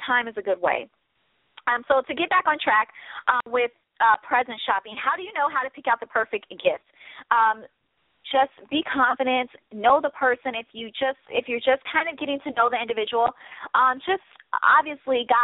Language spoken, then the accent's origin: English; Midwest, United States; I'm a Midwest chick. I'm a Midwest girl, okay? I'm from the Midwest.